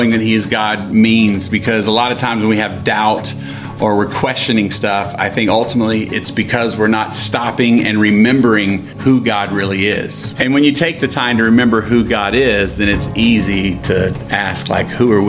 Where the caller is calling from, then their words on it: Livingstone, Southern Province, Zambia; I'm coming from Livingstone in Zambia.